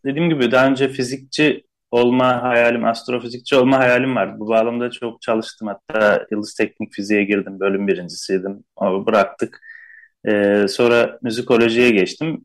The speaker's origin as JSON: {"language": "Turkish", "region": "Istanbul", "country": "Turkey", "tie": "born or raised there", "said": "Zaten Şişli'de büyüdüm."}